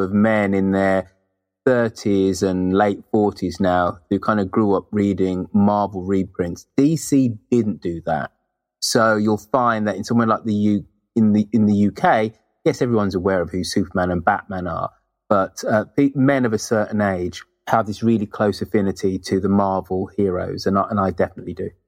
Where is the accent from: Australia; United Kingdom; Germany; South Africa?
United Kingdom; being British, in the nineteen seventies, you're exposed to um, U K comics